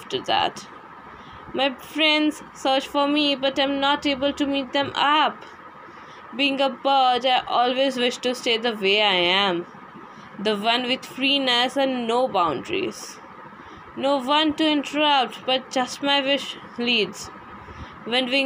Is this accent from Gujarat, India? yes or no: yes; Gujarat, India; I'm basically from Gujarat.